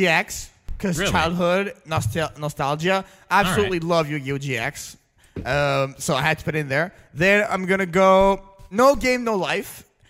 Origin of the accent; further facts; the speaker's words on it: Canada; I'm a Canadian monster.